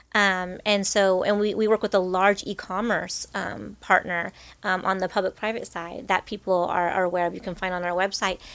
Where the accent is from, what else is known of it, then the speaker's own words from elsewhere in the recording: Rancho Cucamonga, California, United States; I grew up in Rancho Cucamonga